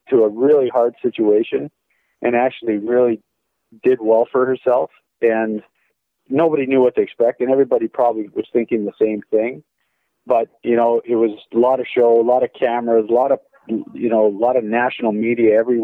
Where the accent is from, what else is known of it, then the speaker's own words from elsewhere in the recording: Calgary, Alberta, Canada; moved away as an adult; also born or lived in Long Island, New York / Tampa; I came from out west from Calgary, where I grew up